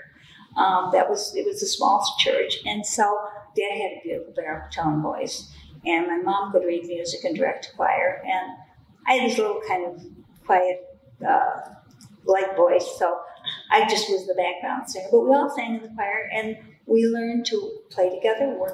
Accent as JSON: {"language": "English", "town": "Chicago", "region": "Illinois", "country": "United States", "tie": "born or raised there", "said": "I grew up on Southside Chicago, 7209 St. Lawrence"}